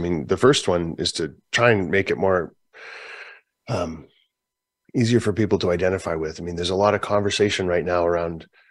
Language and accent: English; Canada; I'm from Canada.